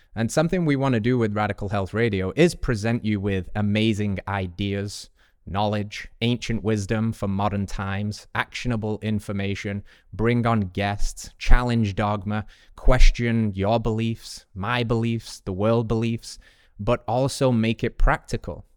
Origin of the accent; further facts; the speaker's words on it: England, United Kingdom; moved away; as an English boy